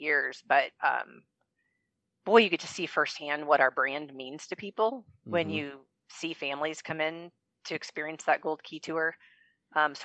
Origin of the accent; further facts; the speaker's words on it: United States; I grew up in the Quad Cities, and Deere is a premier employer here in this area.